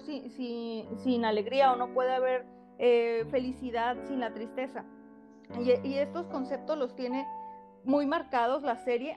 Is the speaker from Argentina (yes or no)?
no; Mexico; nos representan como mexicanos